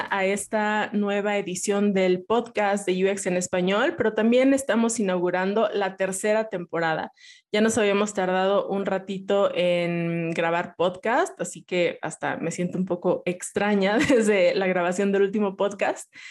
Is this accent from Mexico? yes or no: yes; Mexico; cómo nosotros como latinos o como mexicanos podemos migrar a otros países